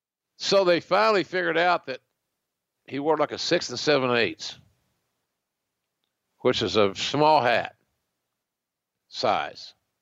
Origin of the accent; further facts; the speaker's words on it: Oklahoma, United States; another Okie who has to wear a hat.